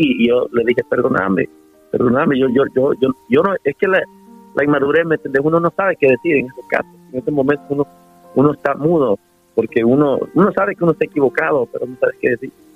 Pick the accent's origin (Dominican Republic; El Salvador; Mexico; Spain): El Salvador; somos salvadoreños, ¿eh? nuestra cultura es importante